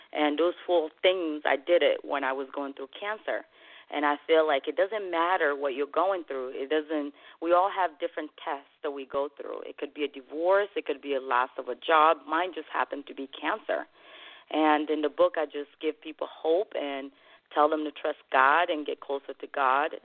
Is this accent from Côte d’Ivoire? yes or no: yes; Côte d’Ivoire; English is a second language; moved away as an adult; also born or lived in Guinea; now in United States; I was born in West Africa, Guinea, and raised nice. in Ivory Coast